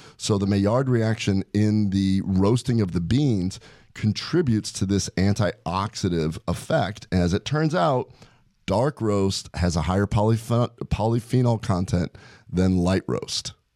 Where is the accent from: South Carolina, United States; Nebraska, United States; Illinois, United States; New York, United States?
Nebraska, United States; Omaha; growing up in Omaha